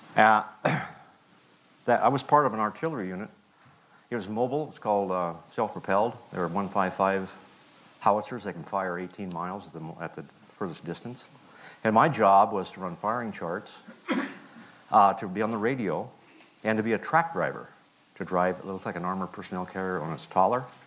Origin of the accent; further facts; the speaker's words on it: Plains, Montana, United States; also born or lived in Missoula, Montana; I was raised in Montana, a little town called Plains.